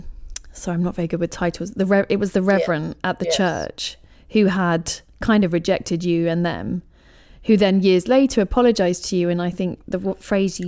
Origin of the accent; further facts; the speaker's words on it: England, United Kingdom; I'm English